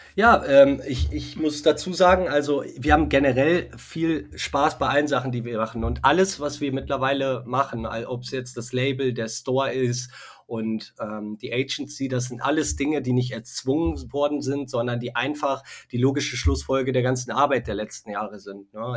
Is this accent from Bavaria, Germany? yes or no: no; Westmünsterland, North Rhine-Westphalia, Germany; wir kommen aus dem Westmünsterland, ja, aus okay. der Nähe, ähm, sind aber äh, bald auch in Köln ansässig